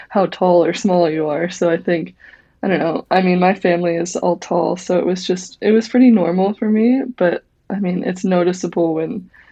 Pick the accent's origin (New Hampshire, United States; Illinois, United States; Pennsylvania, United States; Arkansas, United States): Illinois, United States; Collinsville; I grew up in Collinsville and soccer is pretty big.